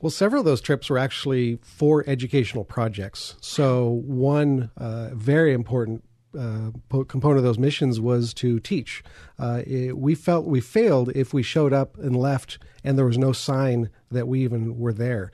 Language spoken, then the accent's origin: English; Lancaster, California, United States; born and raised in Lancaster, California